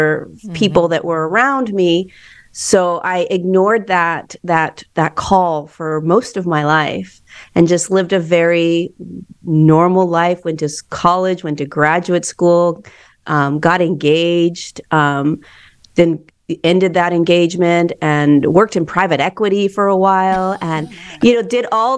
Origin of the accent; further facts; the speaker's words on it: Hermosa Beach, California, United States; I grew up in Hermosa Beach, California